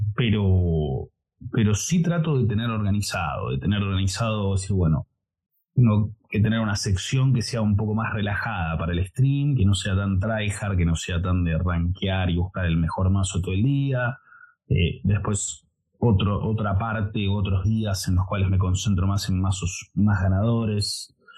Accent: Buenos Aires, Argentina; soy de Argentina, de Buenos Aires

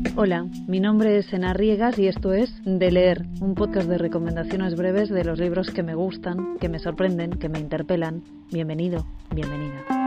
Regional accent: Castile and León, Spain; en la montaña leonesa, en mi tierra. Esos hombres hablan como hablamos los de León

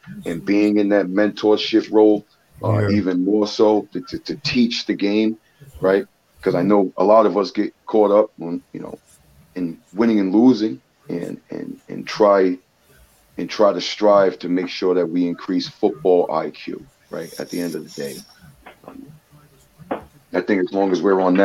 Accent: Maryland, United States; I'm actually originally from Maryland. I was born in Maryland.

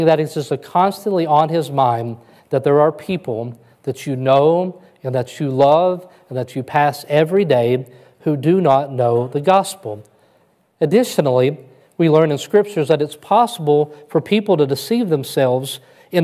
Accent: West Kentucky, United States; moved away as an adult; now in Alpharetta, United States; I crawled out of the woods of West Kentucky and I came to the big city

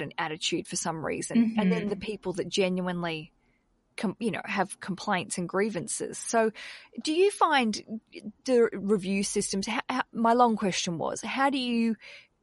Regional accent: Australia; I'm an Aussie and we've got a bad reputation because in our country we don't really tip

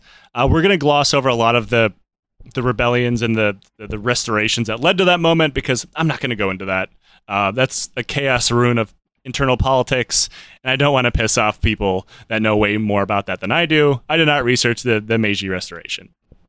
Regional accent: United States; clearly I'm American.

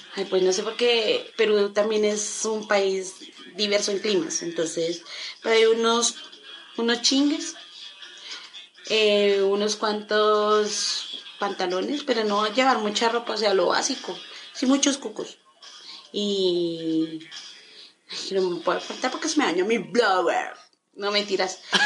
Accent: Colombia; como buen colombiano

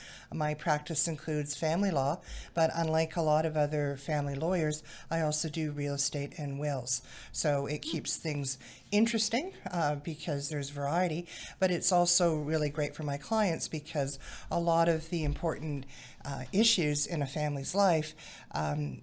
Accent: British Columbia, Canada; now in Manotick, Canada; I'm originally from British Columbia, grew up overlooking Okanagan Lake.

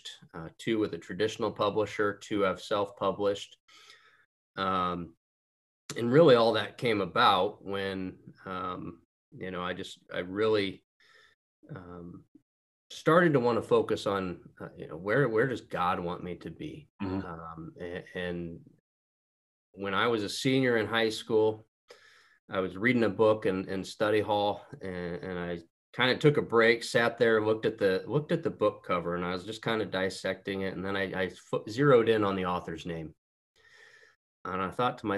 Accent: Auburn, Indiana, United States; I was born and raised in Auburn, Indiana. That's right up in the northeast corner, just a little north of Fort Wayne. Lived here my entire life.

